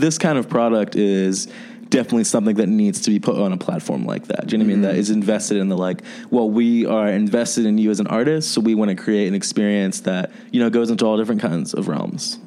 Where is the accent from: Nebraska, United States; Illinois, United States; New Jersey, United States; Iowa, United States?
New Jersey, United States; moved away as an adult; now in Chicago, United States; I'm from New Jersey. I'm from the East Coast, but um, I've been in Chicago for uh, about like three years now